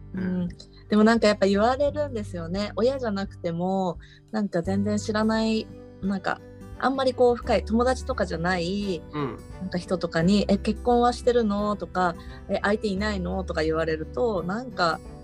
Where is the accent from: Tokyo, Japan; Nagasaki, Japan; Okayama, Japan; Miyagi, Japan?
Tokyo, Japan; moved away as an adult; now in Yatsushiro, Japan; 東京生まれ東京育ちの私